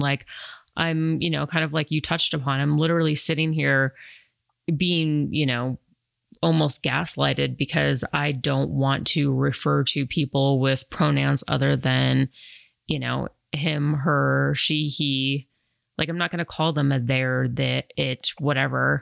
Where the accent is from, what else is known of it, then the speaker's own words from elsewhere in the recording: Colorado, United States; also born or lived in New York City; growing up in Colorado where there wasn't like that many different ethnicities